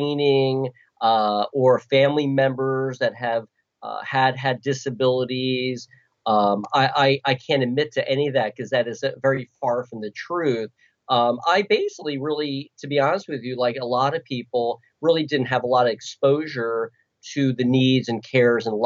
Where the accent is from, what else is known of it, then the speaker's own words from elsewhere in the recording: Philadelphia, Pennsylvania, United States; I'm from Philadelphia